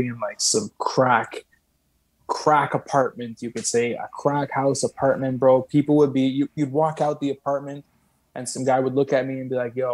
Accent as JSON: {"language": "English", "town": "Saint-Constant", "region": "Quebec", "country": "Canada", "tie": "born or raised there", "said": "living in a fucking 1.5 in Saint-Constant. I went back to my hometown"}